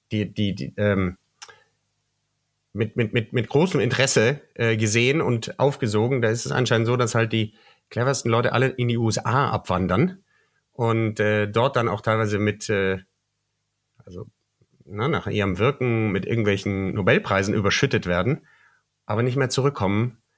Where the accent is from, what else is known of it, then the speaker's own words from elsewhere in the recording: Bavaria, Germany; now in Berlin, Germany; Du bist ja Deutscher, ja? Ähm, dass du ich bin Deutscher aus Bayern. Äh, aus Bayern, äh, genau.